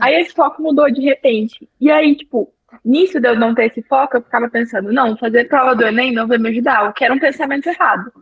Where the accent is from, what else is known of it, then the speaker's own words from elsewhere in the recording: interior of Minas Gerais, Brazil; Eu sou do interior de Minas Gerais